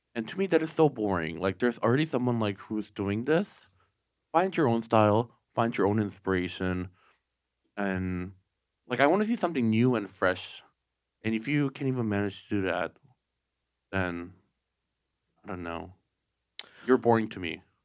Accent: Okemos, Michigan, United States; I'm from Michigan

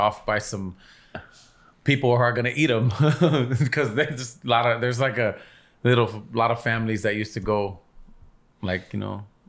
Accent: Los Angeles, California, United States; I grew up in Echo Park. Born and raised.

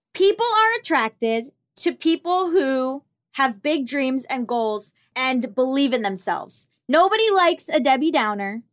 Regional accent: Florida, United States; I'm from Florida

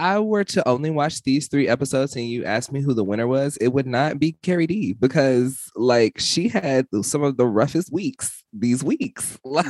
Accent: the South, United States; I'm from the South, so shit like this happens all the time.

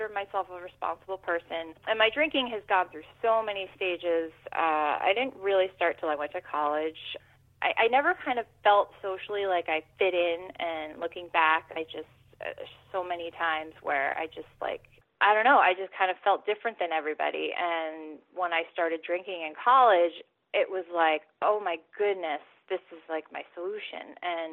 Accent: New Jersey, United States; also born or lived in New York City; I am from New Jersey. I live in New Jersey. I grew up here

